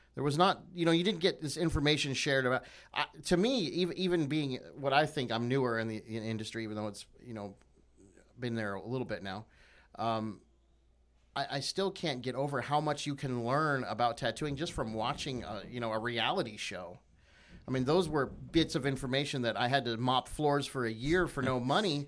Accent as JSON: {"language": "English", "country": "United States", "said": "I'm, I'm American"}